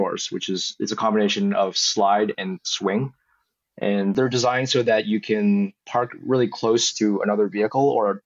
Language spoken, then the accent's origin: English; Beijing, China; I grew up in Beijing